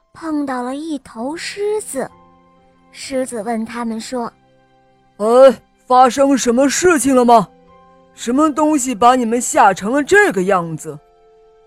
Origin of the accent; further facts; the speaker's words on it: Wuhu, Anhui, China; 我今年五岁了，我来自芜湖